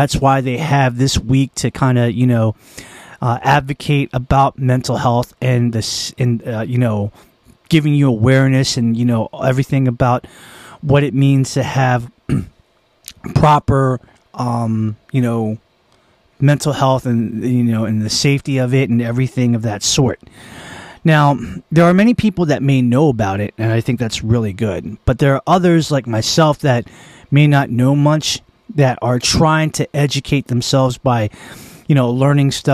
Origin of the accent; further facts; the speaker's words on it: Annapolis, Maryland, United States; We are in Naptown. We are in my hometown, which is also the town of my birth